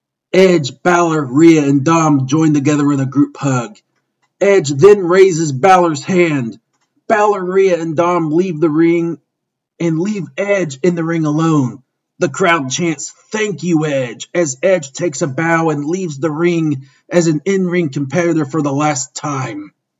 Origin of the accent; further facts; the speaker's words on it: Toronto, Ontario, Canada; retire on my own terms here in my hometown of Toronto.